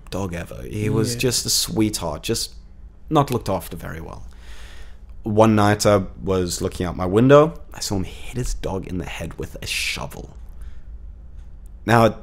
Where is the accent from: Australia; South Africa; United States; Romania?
South Africa; moved away; since I immigrated from South Africa, I think in total I've lived in almost 11 different properties in under 7 years